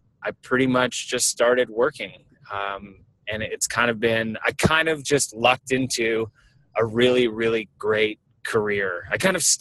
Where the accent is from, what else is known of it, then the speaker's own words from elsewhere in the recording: Vancouver, British Columbia, Canada; I'm Canadian. I was born in Vancouver.